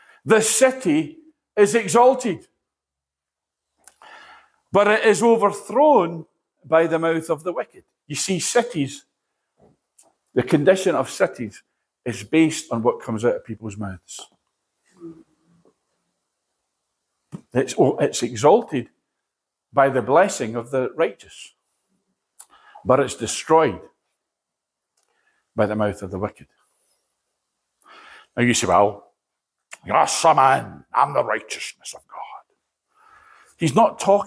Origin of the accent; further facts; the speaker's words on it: Edinburgh, Scotland, United Kingdom; I came in Edinburgh from a place called Nidri